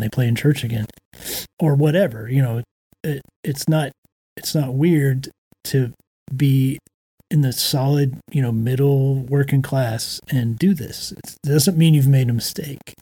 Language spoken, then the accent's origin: English; Florida, United States; moved away as an adult; also born or lived in Georgia / Washington, District of Columbia, United States; now in Nashville, United States; I grew up in Florida, Georgia, and then I lived in DC